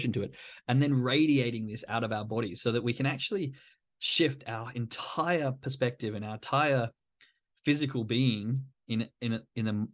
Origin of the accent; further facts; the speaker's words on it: Perth, Western Australia, Australia; moved away; I'm from Australia, from Perth